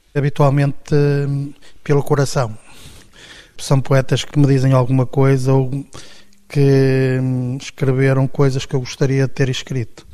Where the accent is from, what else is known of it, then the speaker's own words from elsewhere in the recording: Minho, Norte, Portugal; eu nasci numa aldeia típica do Minho, fui criado, tive uma educação católica